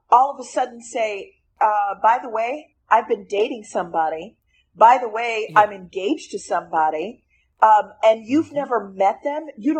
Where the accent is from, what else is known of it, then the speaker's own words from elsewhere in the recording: Vermont, United States; also born or lived in Plattsburgh; Well, I was born in Plattsburgh, New York, but I moved to Vermont when I was six months old. And that's where I spent all my childhood there.